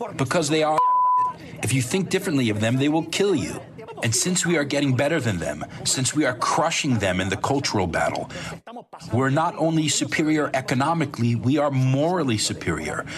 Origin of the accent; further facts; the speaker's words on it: New York, United States; I'm from New York. It's the most crooked place in the entire country